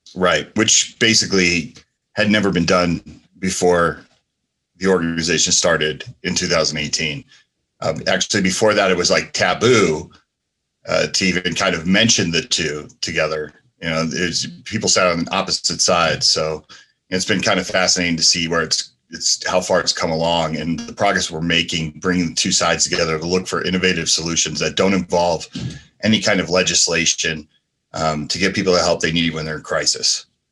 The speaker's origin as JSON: {"language": "English", "town": "Asbury Park", "region": "New Jersey", "country": "United States", "tie": "born or raised there", "also_born_or_lived": "San Francisco, California", "moved": "yes", "lives_now": "Las Vegas, United States", "said": "I grew up in New Jersey and, uh, you know, Asbury Park, New Jersey, and San Francisco, California"}